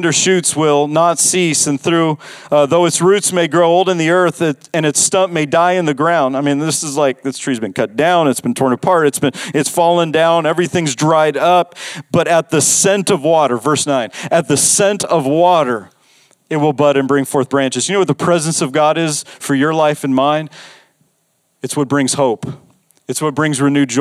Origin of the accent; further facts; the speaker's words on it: Las Vegas, Nevada, United States; I grew up in Las Vegas.